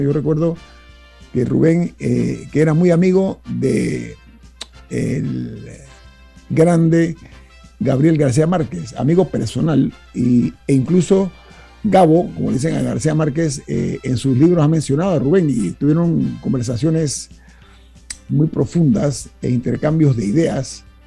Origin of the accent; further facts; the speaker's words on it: Panama; como panameño